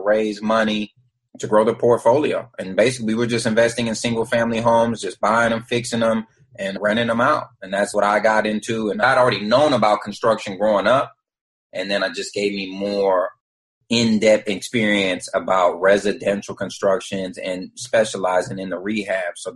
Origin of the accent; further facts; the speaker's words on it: Oakland, California, United States; moved away as an adult; now in Atlanta, United States; I'm originally from Northern California, a place called Oakland, California, and I moved to Atlanta at the age of 20